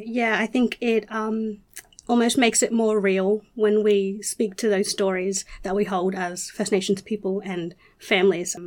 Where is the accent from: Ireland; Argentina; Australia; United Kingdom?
Australia; Rockhampton, Queensland; I was born and raised on Durumble Country, which is Rockhampton, central Queensland